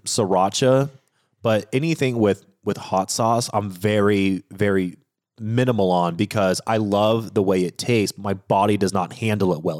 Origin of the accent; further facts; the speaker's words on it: Washington, United States; I grew up in Washington State